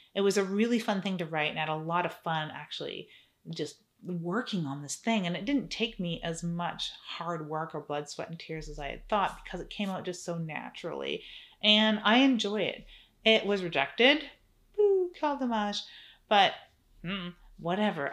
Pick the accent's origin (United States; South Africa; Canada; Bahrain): Canada; I'm Canadian